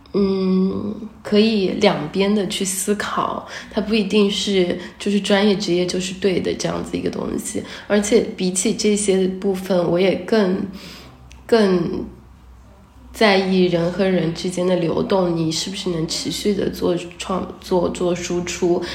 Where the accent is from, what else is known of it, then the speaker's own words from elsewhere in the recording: Hangzhou, Zhejiang, China; moved away; 我小时候在杭州，然后 很早之前就，嗯，离开杭州了，去上学啊什么的。然后我也是二零，二零年，年底才回来这里的